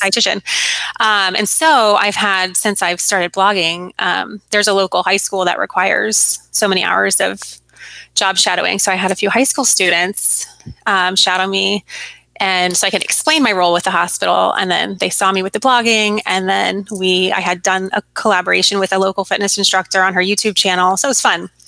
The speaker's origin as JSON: {"language": "English", "region": "Arizona", "country": "United States", "tie": "born or raised there", "also_born_or_lived": "Virginia", "moved": "as an adult", "said": "growing up in Arizona"}